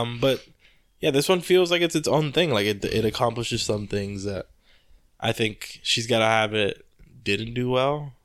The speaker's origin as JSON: {"language": "English", "town": "Compton", "region": "California", "country": "United States", "tie": "born or raised there", "said": "I grew up in Compton"}